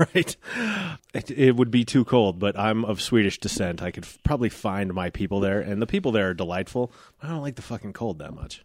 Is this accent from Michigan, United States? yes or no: no; Genesee, Colorado, United States; I grew up here, so, like, I grew up in Genesee